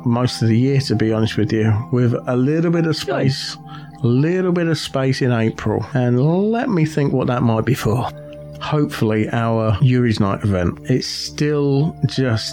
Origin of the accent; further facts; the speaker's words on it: near Green Dragon Eco Farm, Buckinghamshire, South East England, United Kingdom; the Green Dragon Eco Farm in Buckinghamshire. It's just outside my hometown